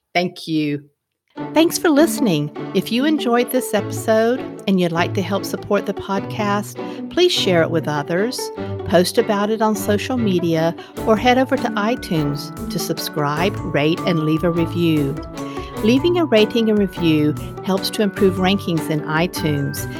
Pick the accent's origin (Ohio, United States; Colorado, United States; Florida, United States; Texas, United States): Florida, United States; i was born in Florida